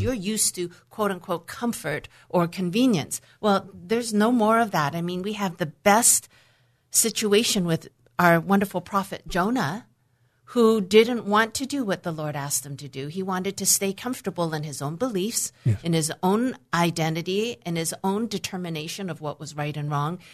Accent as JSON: {"language": "English", "town": "Vancouver", "region": "British Columbia", "country": "Canada", "tie": "born or raised there", "also_born_or_lived": "Hong Kong", "said": "I was born in Hong Kong in 1962. And for a variety of reasons, I was given to my grandparents, my maternal grandparents, to raise me until the age of five and a half, at which time my parents decided to leave and restart and rebuild a life in Vancouver, Canada"}